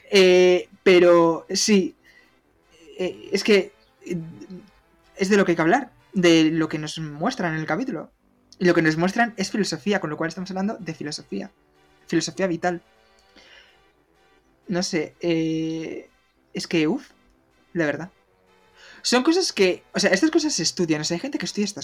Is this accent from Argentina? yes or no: no; Spain; somos españoles